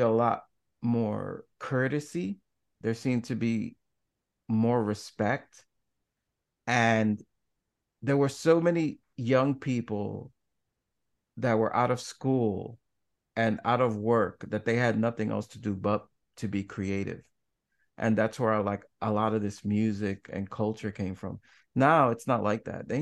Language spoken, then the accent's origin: English; New York City, New York, United States; I grew up in the Washington Heights section of Manhattan